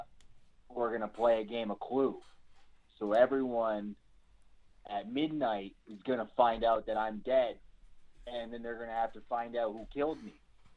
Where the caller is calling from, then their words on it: Canada; I'm calling from across the river in Canada.